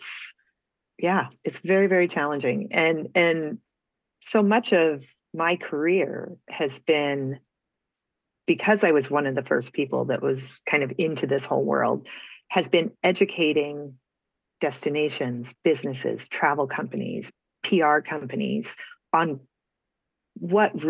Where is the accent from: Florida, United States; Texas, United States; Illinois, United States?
Illinois, United States; Peoria; moved away as an adult; also born or lived in Nebraska; I grew up in Peoria, Illinois